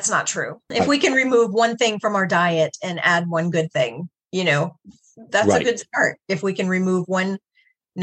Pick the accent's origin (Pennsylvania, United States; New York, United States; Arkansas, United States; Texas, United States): New York, United States; now in Guam; I grew up in New York